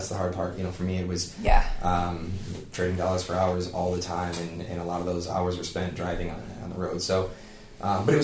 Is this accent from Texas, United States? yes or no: no; south of Rochester, western New York, United States; also born or lived in Maryland; now in Charleston, United States; Just south of Rochester, western New York.